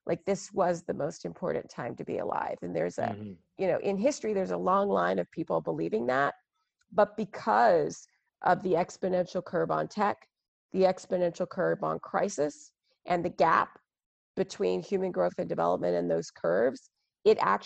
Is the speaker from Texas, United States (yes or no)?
yes; Texas, United States; I'm African American, growing up in Texas in the 80s